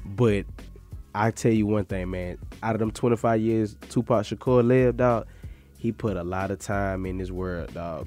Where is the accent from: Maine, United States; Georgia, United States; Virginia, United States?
Georgia, United States; Macon; I'm from Macon, Georgia